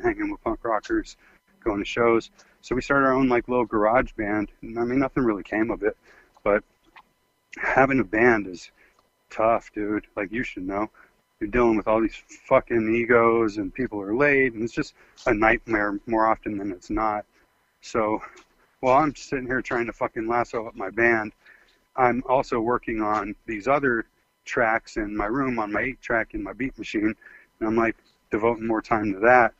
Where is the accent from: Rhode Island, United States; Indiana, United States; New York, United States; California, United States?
California, United States; the Bay Area; now in Arizona, United States; I'm from the Bay, man, where it's tough